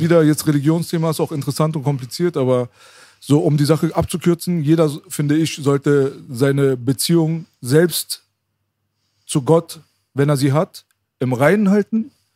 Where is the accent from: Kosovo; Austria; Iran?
Iran; now in Germany; ich bin im Iran geboren, mitten im Krieg